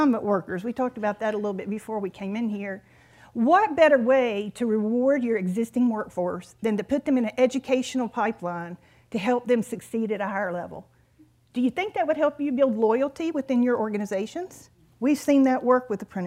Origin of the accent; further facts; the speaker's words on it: North Carolina, United States; I'm from North Carolina